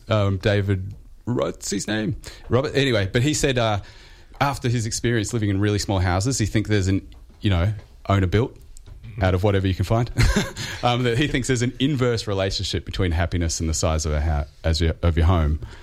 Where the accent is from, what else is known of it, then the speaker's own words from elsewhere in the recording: Australia; Australian households